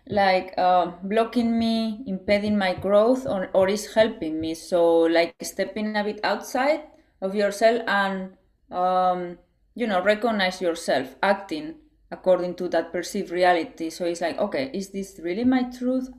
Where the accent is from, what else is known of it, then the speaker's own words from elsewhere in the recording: Spain; I was raised in Spain, and it's like conservative country in a way